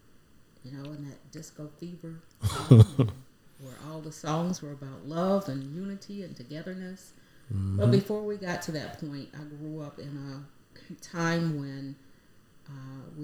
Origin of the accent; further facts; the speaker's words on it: Hinesville, Georgia, United States; also born or lived in Jesup, Georgia; I was raised in Hinesville, just outside of Fort Stewart